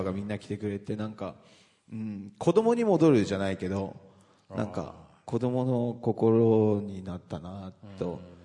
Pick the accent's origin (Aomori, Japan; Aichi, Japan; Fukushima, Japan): Aomori, Japan; Misawa; moved away; 僕の地元